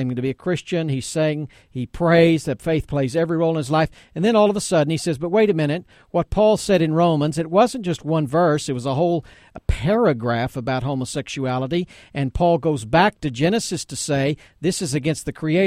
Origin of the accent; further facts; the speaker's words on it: East Texas, United States; I grew up in East Texas.